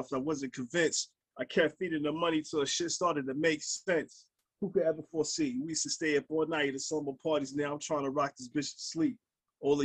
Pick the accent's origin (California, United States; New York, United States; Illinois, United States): New York, United States; New York City; I grew up in Brooklyn, New York.